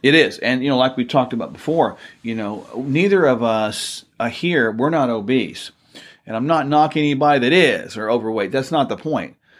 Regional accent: Oklahoma, United States; We're from Oklahoma

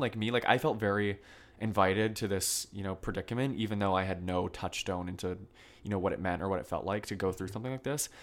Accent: Vermont, United States; now in New York, United States; I'm originally from Vermont

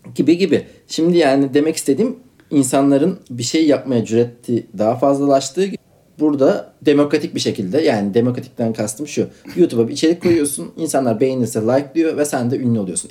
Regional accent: Istanbul, Turkey; bir Kadıköylüyüm.

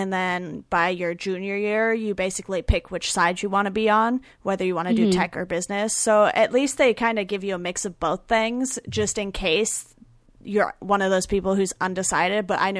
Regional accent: Orange County, California, United States; also born or lived in Philadelphia; Yeah, I grew up in Orange County and went to school on the East Coast in Philadelphia.

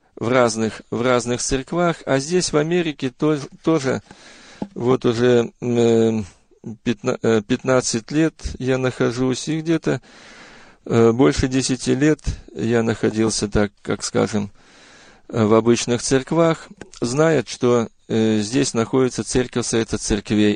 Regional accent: Bryansk, Bryansk Oblast, Russia; now in Auburn, United States; Родился я э, в 1956 году в многодетной семье верующих родителей в городе Брянске

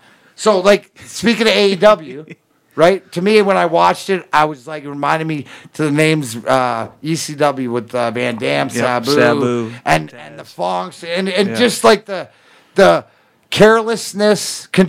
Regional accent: Canada; we're Canadian.

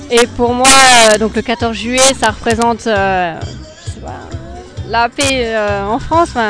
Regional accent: Ireland; French is a second language; je suis irlandaise

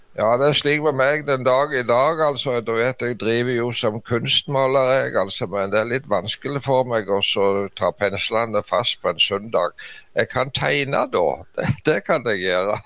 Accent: Norway; hjemme i Dubland

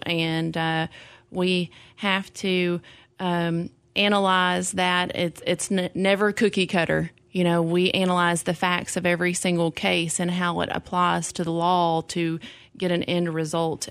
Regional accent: Clarksville, Tennessee, United States; I grew up here. Clarksville

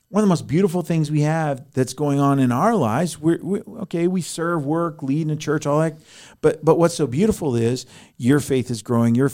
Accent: Colorado, United States; moved away; I'm a refugee from Colorado.

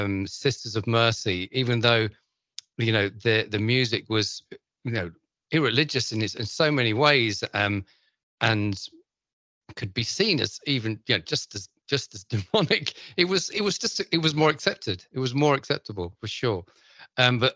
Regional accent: London, United Kingdom; I grew up in London

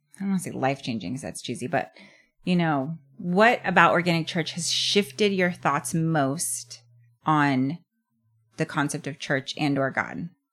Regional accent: United States

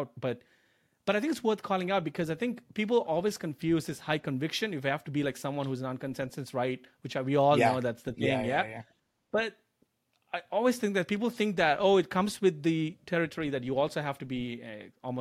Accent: India; now in United States; I'm an immigrant from India, coming over to America

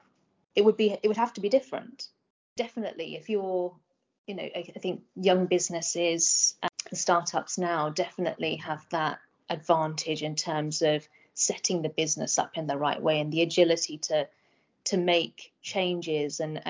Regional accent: Medway, South East England, United Kingdom; moved away as an adult; also born or lived in Oxford; I grew up in Medway. Was there for school until I was 18

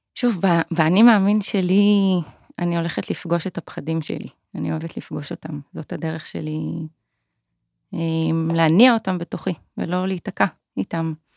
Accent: Kiryat Tiv'on, Northern District, Israel; moved away as an adult; also born or lived in Tel Aviv; now in Pai, Thailand; גדלתי בטבעון, במקום ירוק.

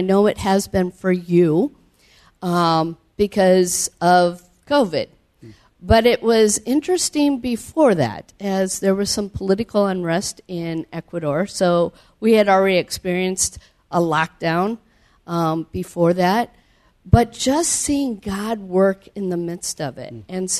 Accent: Cedar Falls, Iowa, United States; I grew up in Cedar Falls, Iowa, and as a child, heard about missions, especially through Awana.

